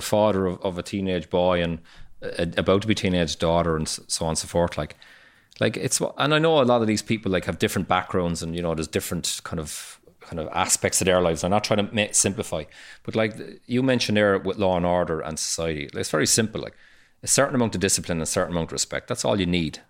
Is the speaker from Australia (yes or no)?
no; Cork, Munster, Ireland; I grew up in Fair Hill and, and the north side of Cork